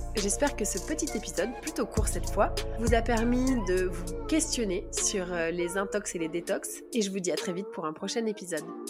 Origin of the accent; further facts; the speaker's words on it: Grenoble, Auvergne-Rhône-Alpes, France; je viens de Grenoble